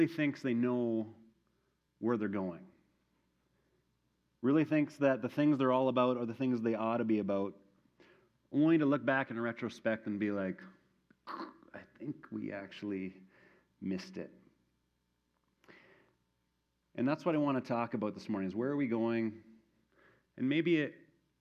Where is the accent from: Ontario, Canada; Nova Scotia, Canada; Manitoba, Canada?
Manitoba, Canada; moved away; my hometown in Manitoba